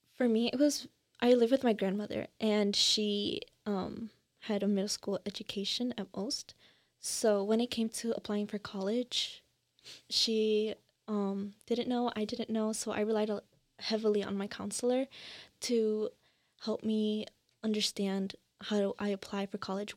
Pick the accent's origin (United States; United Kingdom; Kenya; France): United States; Northlake, Illinois; also born or lived in Elmhurst, Illinois